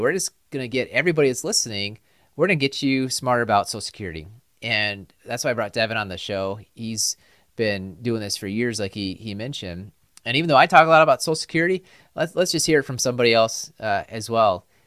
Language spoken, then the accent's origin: English; Upper Midwest, United States; We're from the Upper Midwest